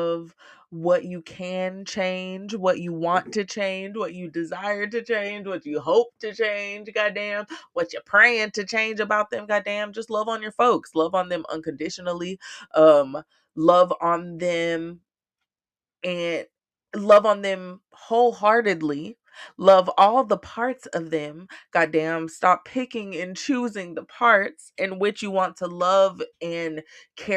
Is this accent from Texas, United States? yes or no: yes; Austin, Texas, United States; moved away; living here in my hometown for the first year of South, for the first time in 10 years